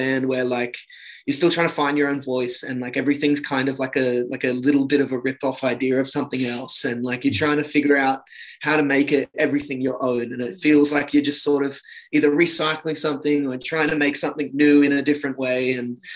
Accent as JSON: {"language": "English", "town": "Sunshine Coast", "region": "Queensland", "country": "Australia", "tie": "born or raised there", "moved": "as an adult", "lives_now": "Sydney, Australia", "said": "I was brought up in Queensland on Sunshine Coast like for pretty much my whole life"}